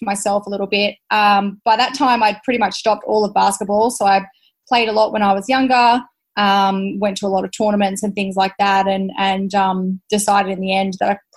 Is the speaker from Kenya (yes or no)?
no; Bunbury, Western Australia, Australia; also born or lived in Perth; I actually grew up in a country town. I'm from Bunbury in Western Australia